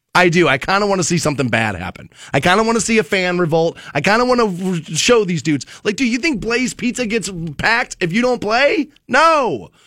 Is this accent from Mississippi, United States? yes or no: no; Ohio, United States